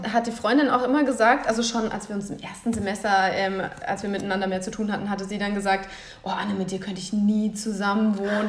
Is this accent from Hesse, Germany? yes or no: yes; Lich, Hesse, Germany; moved away as an adult; also born or lived in Lahn-Dill-Kreis near Wetzlar / Aachen / Mainz; nach Lich, wo ich dann aufgewachsen bin